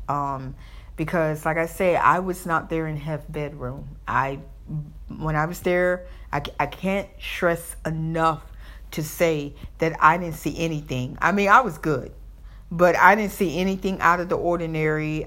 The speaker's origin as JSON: {"language": "English", "region": "the South", "country": "United States", "accent": "Southern", "said": "I may have my Southern accent"}